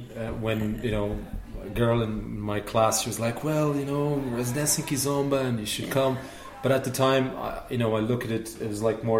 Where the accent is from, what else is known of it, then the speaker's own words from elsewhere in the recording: Lisbon, Portugal; moved away as an adult; also born or lived in Limerick, Ireland; now in Cork, Ireland; I'm from Lisbon. I was born in Lisbon and live in Ireland for the last 9 years.